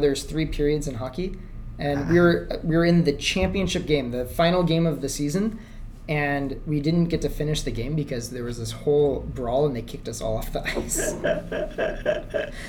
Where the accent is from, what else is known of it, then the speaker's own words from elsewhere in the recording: Tempe, Arizona, United States; moved away as an adult; also born or lived in Los Angeles, United States; now in Hong Kong; I grew up in Arizona